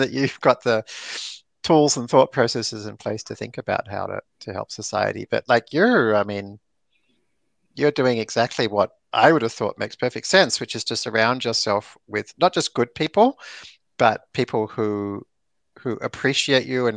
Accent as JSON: {"language": "English", "town": "Melbourne", "region": "Victoria", "country": "Australia", "tie": "born or raised there", "also_born_or_lived": "San Francisco", "moved": "as an adult", "said": "I growing up in Melbourne"}